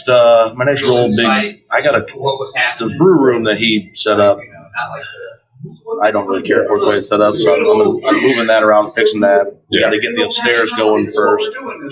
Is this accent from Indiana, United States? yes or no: yes; South Bend, Indiana, United States; grew up in the south side of South Bend, right there, Curran 31.